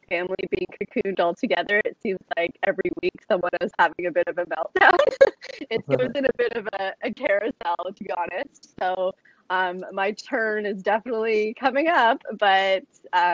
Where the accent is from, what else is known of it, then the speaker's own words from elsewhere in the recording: Toronto, Ontario, Canada; also born or lived in Sydney; I born and raised in Toronto